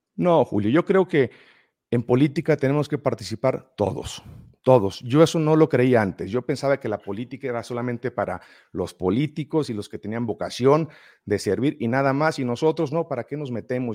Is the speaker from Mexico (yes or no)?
yes; Mexico; De México